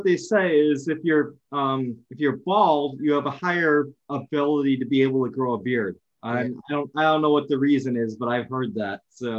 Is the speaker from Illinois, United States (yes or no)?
yes; Homer Glen, Illinois, United States; moved away as an adult; also born or lived in Oak Forest, Illinois; I grew up in the South Suburbs. And I was really young. I was in a city called Oak Forest. And then around fifth grade, we moved to an area called it was called Homer Township at the time. And I think it's now a city called Homer Glen.